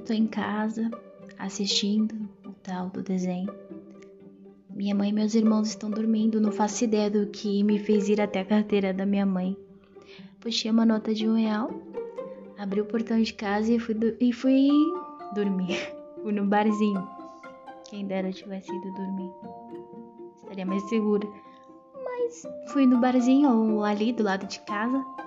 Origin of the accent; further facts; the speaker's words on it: São Bernardo do Campo, São Paulo, Brazil; lá em São Bernardo do Campo, que foi aonde eu nasci